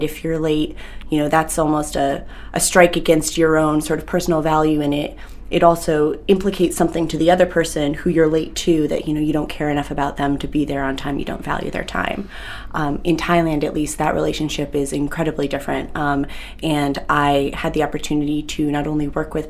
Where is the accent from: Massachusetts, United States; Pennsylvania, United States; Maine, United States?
Maine, United States; Yarmouth; living in Yarmouth growing up, I didn't see much else of Maine